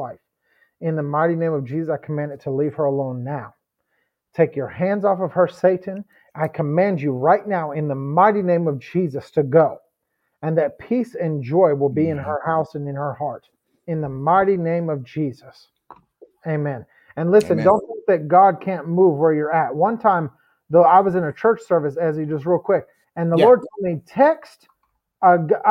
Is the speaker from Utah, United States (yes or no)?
no; Pennsylvania, United States; moved away; I'm from Pennsylvania